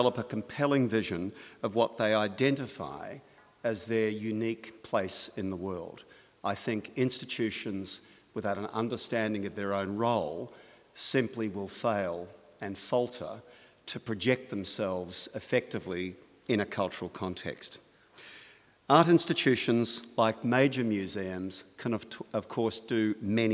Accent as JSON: {"language": "English", "country": "Australia", "said": "as an Australian"}